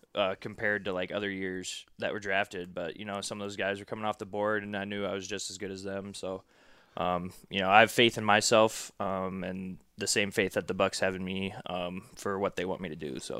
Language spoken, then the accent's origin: English; Iowa, United States; moved away as an adult; also born or lived in Minneapolis; moved back to Iowa